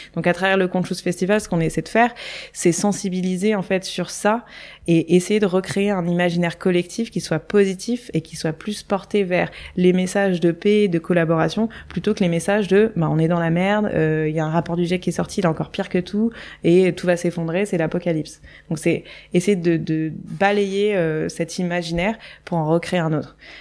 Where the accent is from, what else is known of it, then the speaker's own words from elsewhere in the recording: Nice, Provence-Alpes-Côte d'Azur, France; moved away as an adult; also born or lived in Paris / Hong Kong; j'ai grandi à Nice euh, au soleil, avec le ciel bleu, au bord de la mer